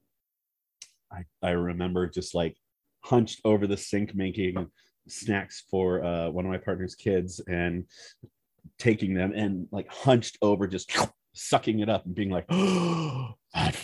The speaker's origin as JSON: {"language": "English", "region": "Southern California", "country": "United States", "tie": "born or raised there", "also_born_or_lived": "Wisconsin", "said": "I grew up in Southern California, but we moved to Wisconsin for a few years"}